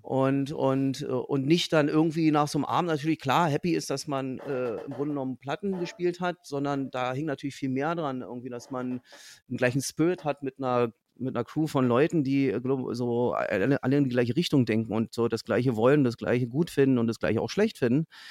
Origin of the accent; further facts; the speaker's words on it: Fürstenwalde, Brandenburg, Germany; meine Heimatstadt Fürstenwalde liegt so im so im mehr oder weniger Speckgürtel von Berlin